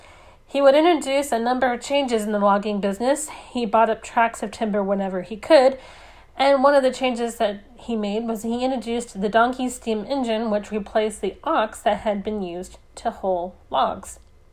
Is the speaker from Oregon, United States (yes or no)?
yes; Oregon, United States; born or raised there